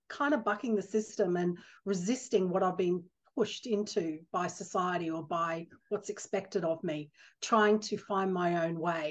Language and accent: English; Brisbane, Queensland, Australia; I'm an Aussie girl, born and bred in Brisbane, Australia.